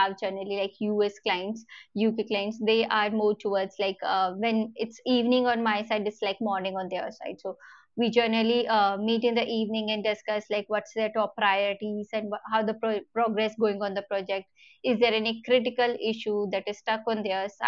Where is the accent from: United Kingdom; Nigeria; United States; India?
India; as an Indian company or Indian citizens